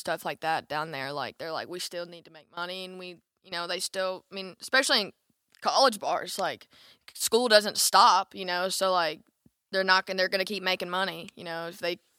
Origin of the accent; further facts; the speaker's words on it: Alabama, United States; which I didn't know what it was, and I'm from Alabama, so, like.